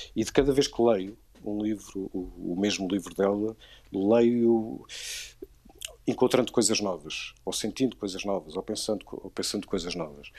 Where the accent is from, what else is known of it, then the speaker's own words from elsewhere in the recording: Viseu, Centro, Portugal; eu sou de, sou de Viseu